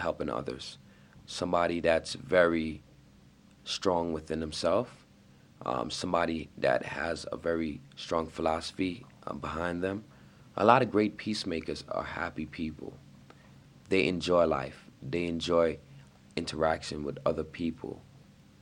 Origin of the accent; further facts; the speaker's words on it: New York, United States; I'm from New York